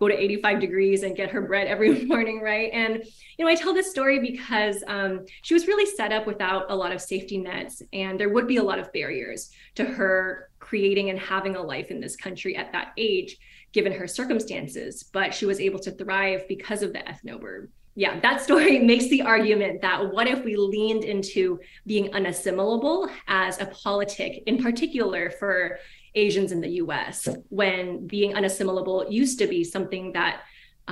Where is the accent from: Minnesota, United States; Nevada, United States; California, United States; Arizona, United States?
California, United States; San Gabriel Valley; moved away as an adult; now in Houston, United States; originally from San Gabriel Valley, but currently in Houston